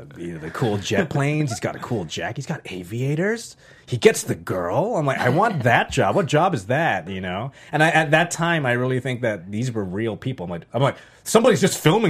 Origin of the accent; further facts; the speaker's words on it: Canada; moved away as an adult; also born or lived in Los Angeles, United States; now in United States; I moved from Canada to the United States